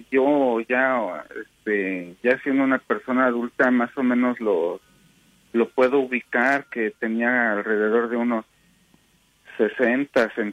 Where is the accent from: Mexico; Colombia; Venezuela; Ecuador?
Mexico; now in Salt Lake City, United States; esto pasó allá en México. Este, bueno, alrededor del principios de los años 80, que yo era un niño apenas. Entonces, este, resulta que yo vivía en la casa de mi abuela